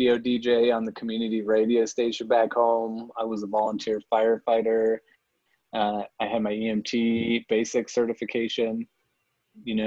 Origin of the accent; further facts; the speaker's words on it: Crested Butte, Colorado, United States; I grew up in Crested Butte. So I'm a Colorado native, and I grew up in the mountains